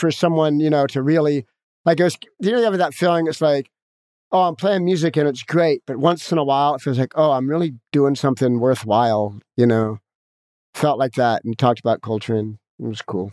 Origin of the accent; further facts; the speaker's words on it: Los Angeles, California, United States; I grew up in Hollywood with a, a heroin addict, jazz musician parent